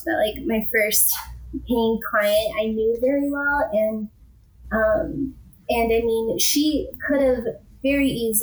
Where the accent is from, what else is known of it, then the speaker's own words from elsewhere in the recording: Midwest, United States; moved away as an adult; also born or lived in Minnesota / the South / southern Utah; now in Utah, United States; growing up in the Midwest and being so landlocked